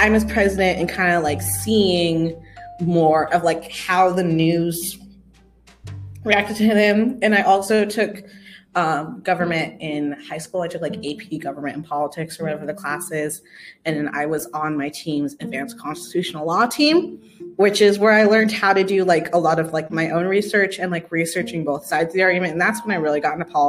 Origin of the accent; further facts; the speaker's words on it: Oregon, United States; also born or lived in Texas; I'm from Oregon, where Pacific Northwesterns unite.